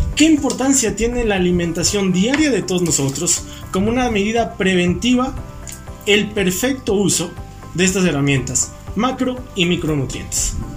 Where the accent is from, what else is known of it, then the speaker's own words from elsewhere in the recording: Mexico; nosotros como mexicanos